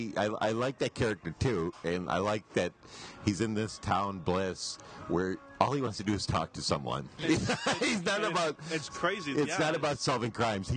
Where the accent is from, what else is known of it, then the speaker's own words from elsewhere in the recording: Michigan, United States; I'm from Michigan